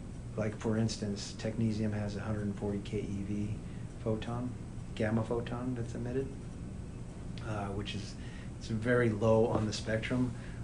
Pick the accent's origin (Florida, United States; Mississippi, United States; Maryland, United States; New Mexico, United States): New Mexico, United States; it's funny I'm from New Mexico.